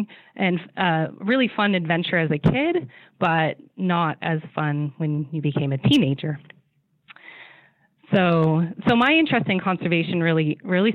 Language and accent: English; Northern California, United States; moved away as an adult; now in Manitoba, Canada; I actually was born and raised in Northern California.